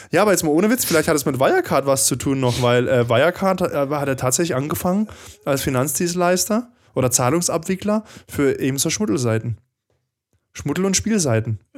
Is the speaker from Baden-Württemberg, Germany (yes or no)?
yes; Baden-Württemberg, Germany; now in Stuttgart, Germany; ich bin ja eigentlich kein Schwabe, bin ja Badner, Südbadner.